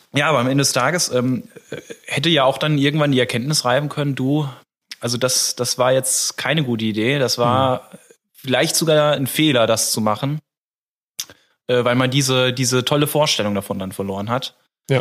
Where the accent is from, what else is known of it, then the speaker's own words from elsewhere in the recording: Giesel, Germany; Ich komme ja aus Giesel.